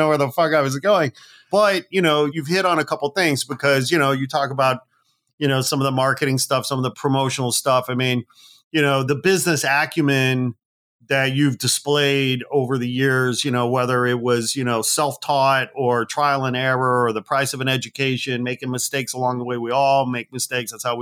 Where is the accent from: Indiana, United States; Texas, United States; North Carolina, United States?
Indiana, United States; Northwest; also born or lived in Gary, Indiana; I was born in Gary, Indiana. I grew up in Northwest Indiana